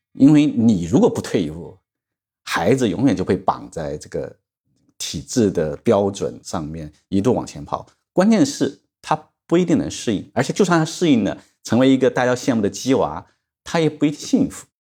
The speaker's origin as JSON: {"language": "Chinese", "country": "China", "said": "所以我们中国人常常讲"}